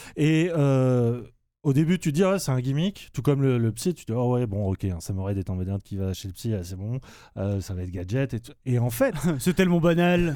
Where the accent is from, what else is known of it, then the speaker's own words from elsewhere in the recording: France; pour nous en tant que français